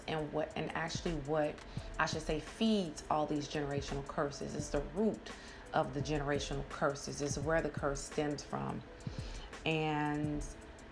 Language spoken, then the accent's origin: English; Georgia, United States; we're both from Georgia